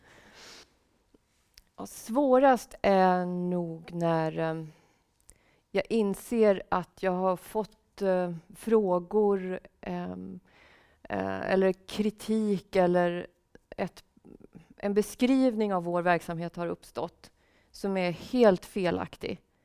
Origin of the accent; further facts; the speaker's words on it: Sweden; also born or lived in Russia / Canada / Finland; vi som svenskar